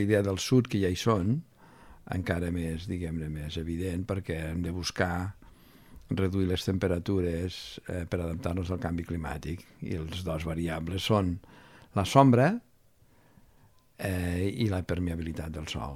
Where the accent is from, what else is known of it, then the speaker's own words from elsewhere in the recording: Lleida, Catalonia, Spain; now in Barcelona, Spain; Jo sóc de Lleida